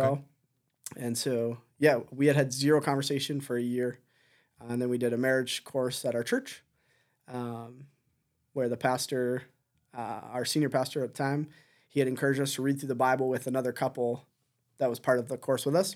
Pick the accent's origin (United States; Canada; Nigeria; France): Canada; Southern Ontario; moved away as an adult; also born or lived in Delhi, Ontario; now in Chicoutimi, Canada; I grew up in Southern Ontario, about an hour and a bit down the road from, from Hesler